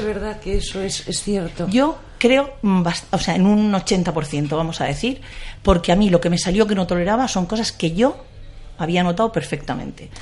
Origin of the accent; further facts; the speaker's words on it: Region of Murcia, Spain; also born or lived in Mula; now in Madrid, Spain; Yo soy de Murcia